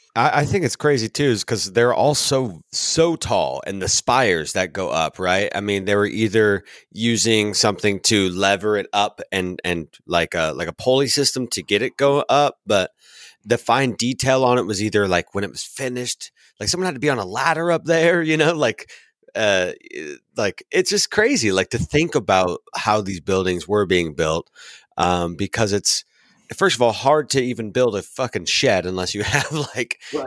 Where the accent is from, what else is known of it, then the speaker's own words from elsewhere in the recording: Washington, United States; I'm a Washingtonian, so I was born and raised in Washington